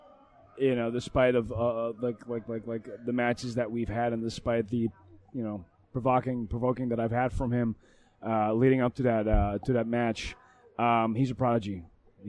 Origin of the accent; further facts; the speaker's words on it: Netherlands; moved away; I come from Holland